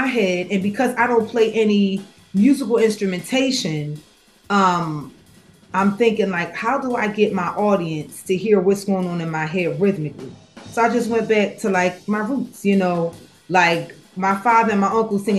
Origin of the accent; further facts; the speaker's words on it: Germantown, United States; I was born and raised in Germantown, Brickyard